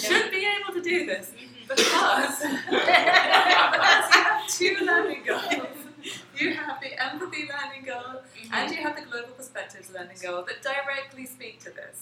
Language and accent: English; England, United Kingdom; moved away as an adult; now in United States; I'm from England